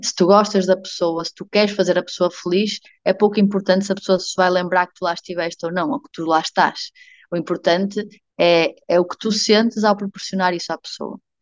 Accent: Portugal

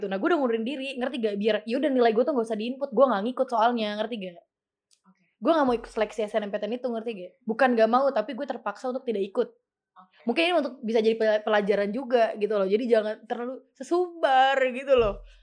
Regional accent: Yogyakarta, Special Region of Yogyakarta, Indonesia; Jatuhnya gue nggak ngerantau karena kan emang gue orang Jogja.

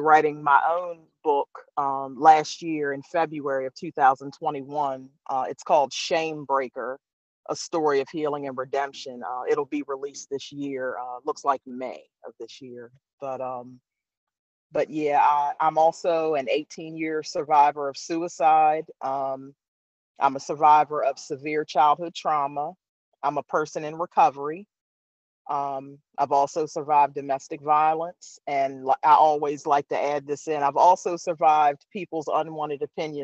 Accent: Eastern Shore of Maryland, United States; I'm from the Eastern Shore of Maryland

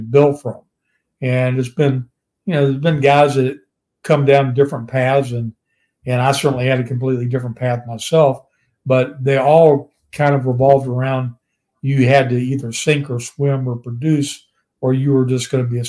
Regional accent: Virginia, United States; growing up in Virginia and being just around the regionalized promotions I grew up around

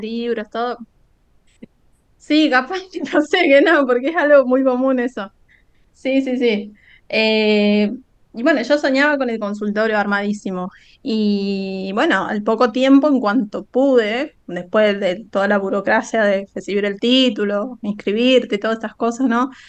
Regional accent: Santiago del Estero, Argentina; no soy de Buenos Aires, como que por ahí capaz que no se imaginaban que era de, tan, tan, tan al interior

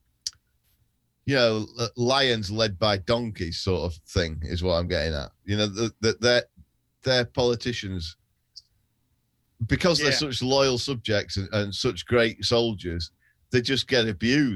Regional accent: United Kingdom

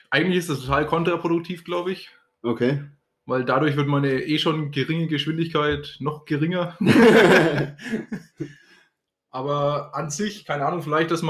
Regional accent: Münchaurach, Bavaria, Germany; now in Hammerbach, Germany; Mittlerweile bin ich nach Hammerbach

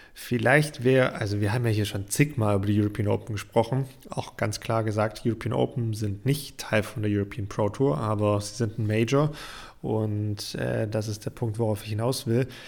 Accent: Germany; bei uns in Deutschland

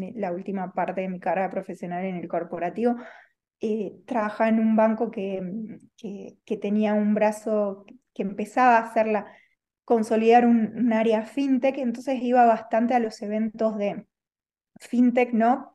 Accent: Argentina; moved away as an adult; now in Spain; soy argentina, hace dos años estoy aquí en, eh, en España

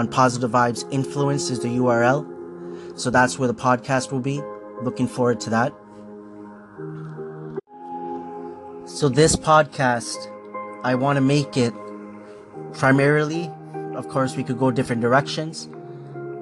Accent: Markham, Ontario, Canada; also born or lived in Scarborough, Ontario; I was born in Scarborough, Ontario. This is Canada. When I was 6 years old, we moved to Markham.

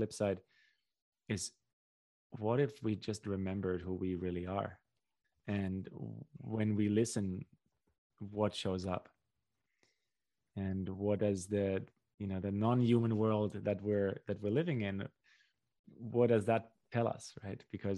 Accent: Germany; born there; I can speak for Central European culture, you know, where I was born in Central Europe and Germany

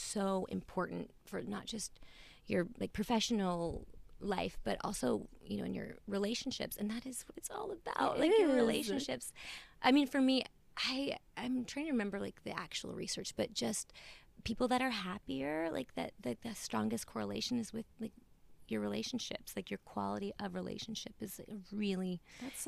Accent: Louisville, Kentucky, United States; also born or lived in Columbus, Ohio / Bowling Green, Kentucky; I was born and raised in Louisville, Kentucky

